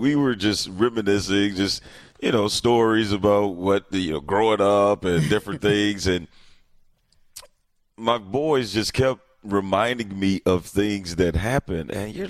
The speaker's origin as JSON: {"language": "English", "town": "East St. Louis", "region": "Illinois", "country": "United States", "tie": "born or raised there", "moved": "as an adult", "lives_now": "Milwaukee, United States", "said": "I am currently in my hometown of East St. Louis."}